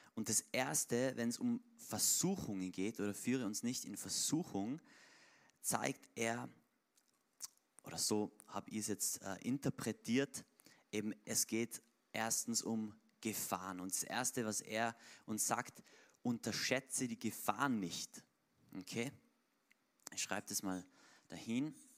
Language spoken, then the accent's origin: German; Tyrol, Austria